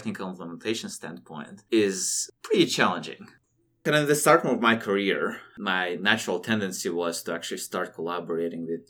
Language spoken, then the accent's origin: English; Siberia, Russia; born and raised in Siberia